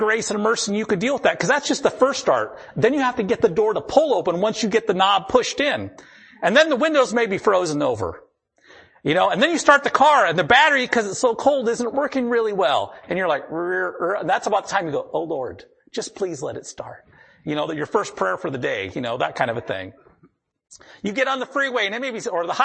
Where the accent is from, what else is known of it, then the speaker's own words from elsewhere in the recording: the Dakotas, United States; I grew up in the Dakotas